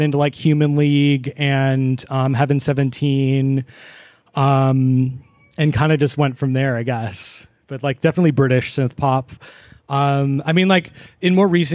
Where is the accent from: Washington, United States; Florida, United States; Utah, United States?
Washington, United States; Seattle; moved away as an adult; now in Olympia, United States; I'm from Seattle originally